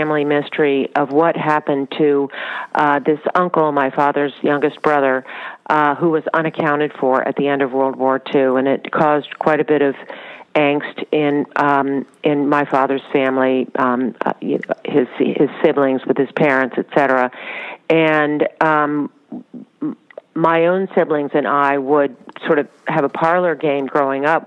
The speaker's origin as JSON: {"language": "English", "town": "Washington", "region": "District of Columbia", "country": "United States", "tie": "born or raised there", "also_born_or_lived": "Charlottesville, Virginia", "said": "We were living in Washington, D.C., so I grew up in Washington, D.C."}